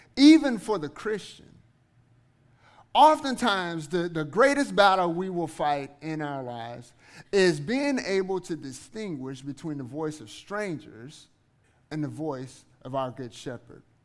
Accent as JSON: {"language": "English", "town": "Eunice", "region": "Louisiana", "country": "United States", "also_born_or_lived": "Guthrie, Oklahoma / Kansas", "moved": "yes", "lives_now": "Oklahoma City, United States", "said": "I am originally from Southwest Louisiana, uh, a little town called Eunice."}